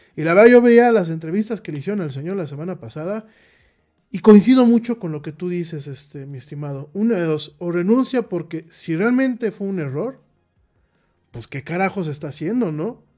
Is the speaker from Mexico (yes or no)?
yes; Mexico; como mexicanos